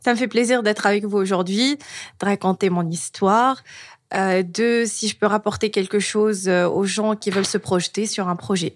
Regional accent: Tunisia; moved away; je suis tunisienne

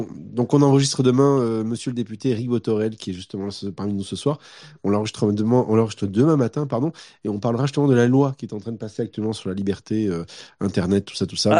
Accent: Montpellier, Occitania, France; je viens de Montpellier

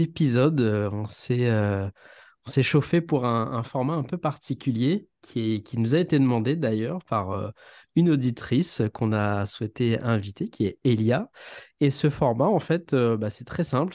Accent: Saint-Benoît, Réunion; also born or lived in mainland France; J'ai grandi à Saint-Benoît, d'accord, dans l'Est

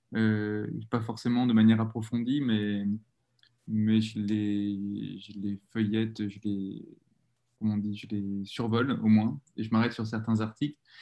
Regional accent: Bordeaux, Nouvelle-Aquitaine, France; j'ai grandi à Bordeaux, dans un quartier assez calme, tranquille.

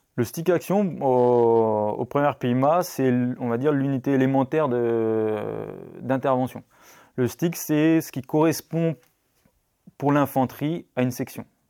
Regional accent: Brittany, France; also born or lived in La Rochelle; je suis breton

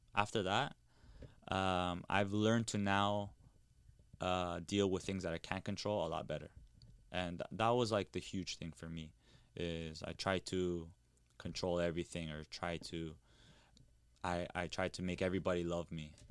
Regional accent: Toronto, Ontario, Canada; born or raised there

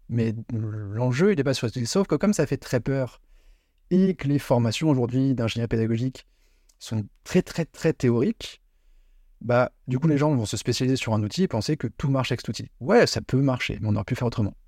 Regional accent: Paris, Île-de-France, France; moved away as an adult; now in Lyon, France; le parisien à la base

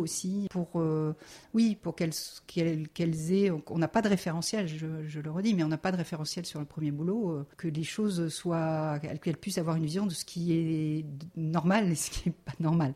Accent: Lyon, Auvergne-Rhône-Alpes, France; moved away as an adult; also born or lived in Nantes; now in Lille, France; c'est pas le Lyon de ma jeunesse

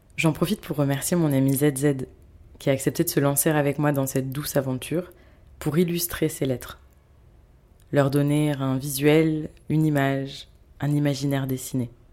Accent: France; moved away as an adult; also born or lived in Bordeaux / Paris; now in Cairo, Egypt; j'ai quitté la France et me suis installée au Caire, en Égypte.

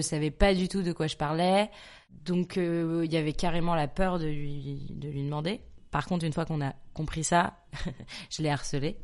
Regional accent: Nantes, Pays de la Loire, France; also born or lived in Neuilly-sur-Seine; Je suis née euh, le 10 octobre 1993 à Neuilly-sur-Seine. J'ai grandi à Nantes

